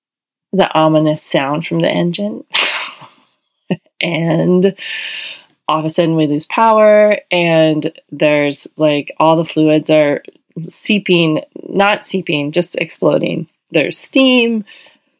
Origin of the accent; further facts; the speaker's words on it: Hawaii, United States; we're from Hawaii